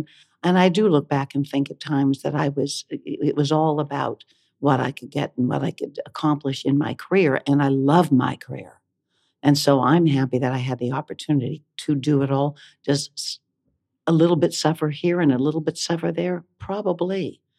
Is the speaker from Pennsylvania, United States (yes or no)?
yes; Johnstown, Pennsylvania, United States; moved away as an adult; also born or lived in Columbia, Missouri; now in New York, United States; I grew up in Johnstown, Pennsylvania